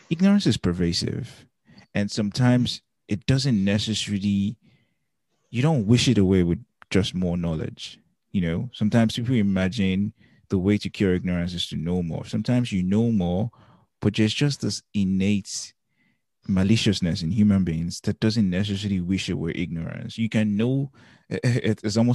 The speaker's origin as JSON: {"language": "English", "region": "Lagos", "country": "Nigeria", "tie": "born or raised there", "said": "And so we grew up partly in Lagos, um, but we also grew up paddling um, the staff quarters there."}